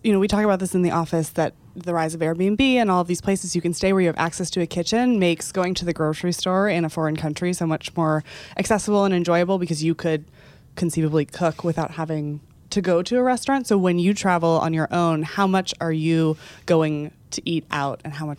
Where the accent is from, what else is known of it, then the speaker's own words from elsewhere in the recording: Texas, United States; I'm from Texas, and I feel like I wish I could just say queso runs through my veins.